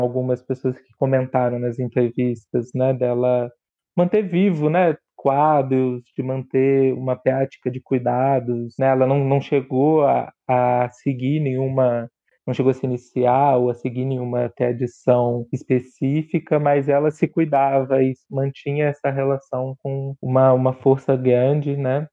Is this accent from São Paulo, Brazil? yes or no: no; Juiz de Fora, Minas Gerais, Brazil; moved away as an adult; also born or lived in Rio de Janeiro; eu sou de Juiz de Fora, da periferia de Juiz de Fora, e com 18 anos eu fui para o Rio para fazer faculdade